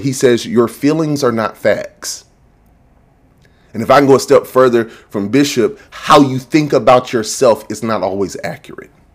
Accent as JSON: {"language": "English", "town": "Macon", "region": "Georgia", "country": "United States", "said": "I'm from Macon"}